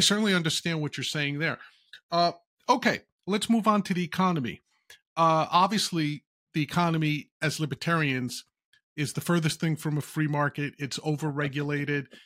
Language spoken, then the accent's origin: English; New York, United States; I'm a New Yorker as well